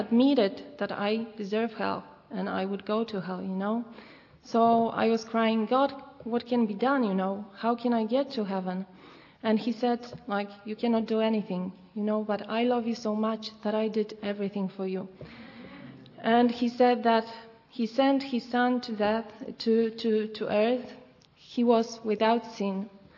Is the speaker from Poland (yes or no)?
yes; Poland; I come from Poland.